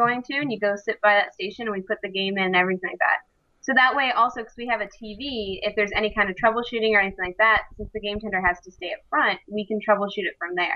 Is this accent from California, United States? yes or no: no; Florida, United States; I actually have been living here all 25 years of my life